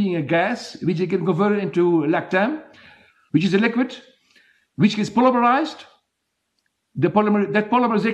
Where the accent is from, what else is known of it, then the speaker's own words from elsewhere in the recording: Belgium; now in South Africa; I was born in Belgium, as I said, by mistake. I could live anywhere in the world. And the last thing I would do is leave this country.